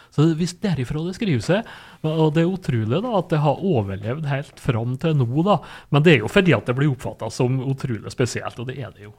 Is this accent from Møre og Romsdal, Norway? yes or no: yes; Sunndalen, Møre og Romsdal, Norway; heimplassen min, da, Sunndalen.